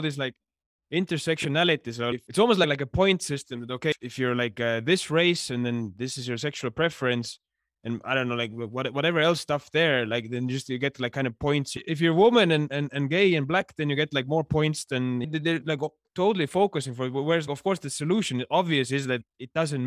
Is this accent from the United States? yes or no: no; Estonia; moved away as an adult; now in Johannesburg, South Africa; to be from Estonia